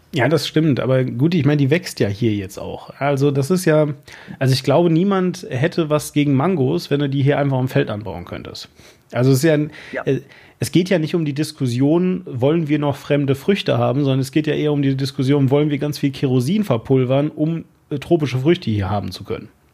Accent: Germany; als Deutscher

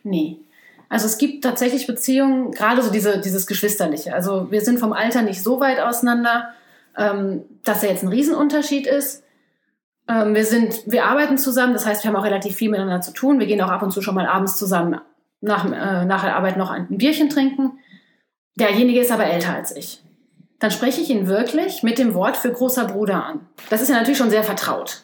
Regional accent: Germany; moved away as an adult; now in South Korea; Ich bin in Deutschland geboren und aufgewachsen, habe studiert, meinen Abschluss gemacht und dann ins Ausland gegangen.

